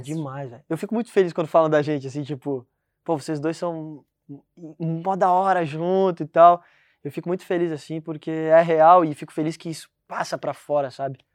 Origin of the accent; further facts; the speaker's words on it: Rio Grande do Sul, Brazil; now in Portugal; onde eu nasci lá no Rio Grande do Sul